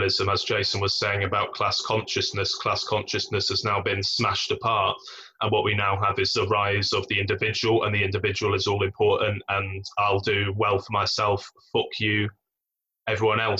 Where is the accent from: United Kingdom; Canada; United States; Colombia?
United Kingdom; England; I am English